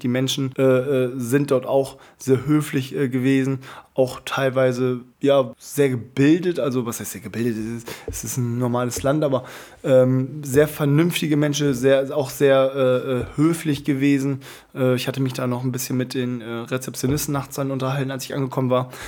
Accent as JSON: {"language": "German", "country": "Germany", "said": "ich komme aus ähm, Deutschland"}